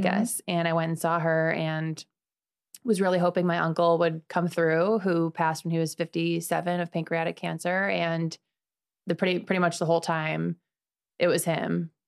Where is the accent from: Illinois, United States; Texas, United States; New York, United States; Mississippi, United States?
Illinois, United States; Chicago; moved away as an adult; now in Sarasota, United States; I'm from Chicago. I've been here for about six years